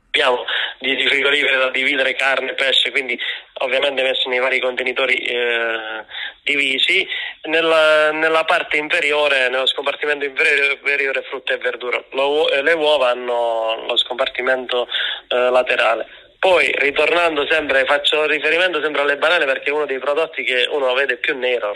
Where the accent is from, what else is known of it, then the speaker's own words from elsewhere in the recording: Basilicata, Italy; io sono lucano